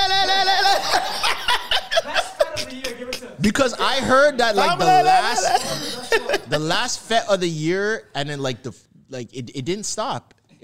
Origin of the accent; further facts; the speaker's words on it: Toronto, Ontario, Canada; also born or lived in United States; I'm from Toronto, but, I went to school in the States, like, for high school, so that's where I got my scholarship.